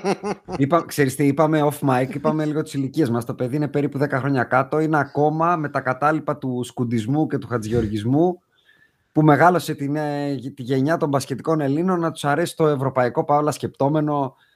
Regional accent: Athens, Attica, Greece; Εμεί είμαστε και οι τρει από Αθήνα.

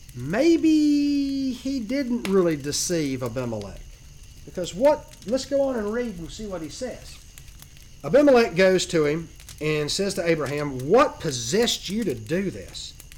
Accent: Georgia, United States; I'm from Georgia, so I'm a Georgian

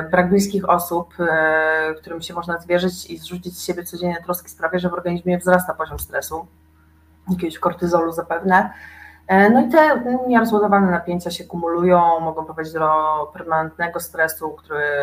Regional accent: eastern Poland, Poland; sama jestem ze wschodu

